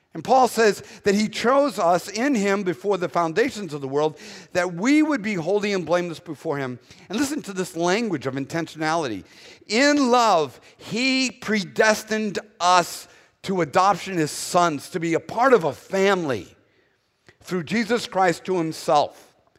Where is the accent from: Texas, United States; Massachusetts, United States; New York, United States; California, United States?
Massachusetts, United States; Boston; accent: Northern; moved away as an adult; now in Southern United States, United States; I was born in Boston first